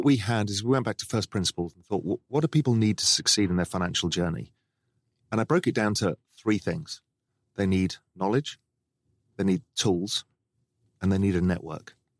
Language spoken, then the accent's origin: English; England, United Kingdom; I grew up in England